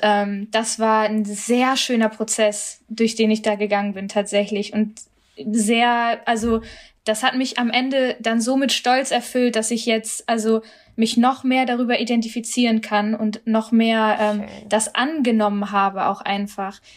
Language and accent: German; Germany; als Deutsche jetzt irgendwie stolz über meine Familie bringen will, sondern vor allem auch als als Inderin